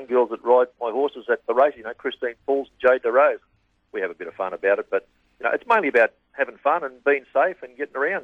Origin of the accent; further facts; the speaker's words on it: Numurkah, Victoria, Australia; also born or lived in Bendigo; grew up in Yumurka